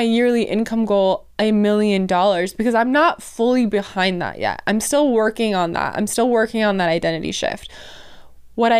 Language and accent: English; Wisconsin, United States; I'm from Wisconsin